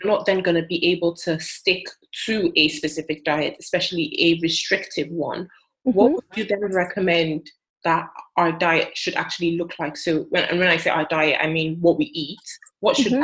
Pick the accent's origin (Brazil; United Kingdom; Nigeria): Nigeria; I'm Nigerian